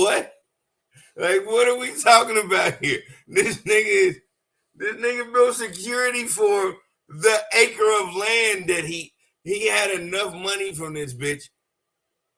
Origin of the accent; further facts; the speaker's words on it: United States; I'm an American